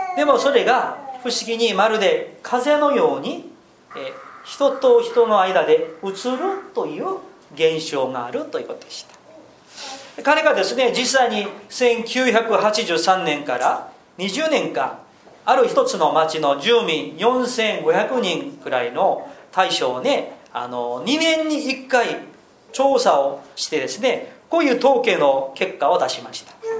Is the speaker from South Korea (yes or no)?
yes; South Korea; moved away as an adult; also born or lived in Tokyo; 韓国人ですから軍隊に行くんですけれども